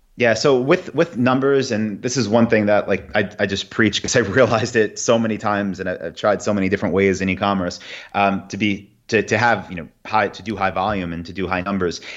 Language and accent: English; New York, United States; also born or lived in Saigon, Vietnam; now in Austin, United States; I am from New York and got a lot of friends here and family